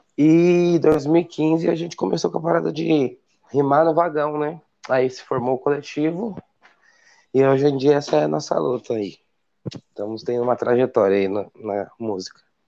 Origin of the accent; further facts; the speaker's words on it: São Paulo, Brazil; Eu sou original da Zona Sul de São Paulo, aqui da periferia da Zona Sul, um lugarzinho chamado ali Jardim Beatriz, Jordanópolis